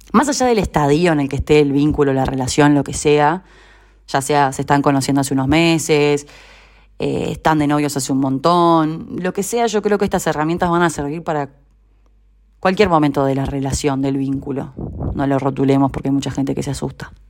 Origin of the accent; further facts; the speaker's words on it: Uruguay; moved away as an adult; now in Argentina; hace un año vivo en Argentina, soy uruguaya